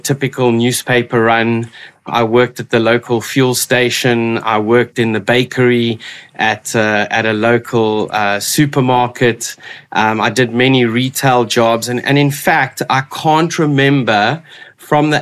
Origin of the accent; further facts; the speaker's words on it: Port Elizabeth, Eastern Cape, South Africa; moved away as an adult; also born or lived in Witbank, South Africa; now in Cape Town, South Africa; I grew up on the east coast of South Africa in Port Elizabeth. I went to school there and moved to Cape Town 23 years ago now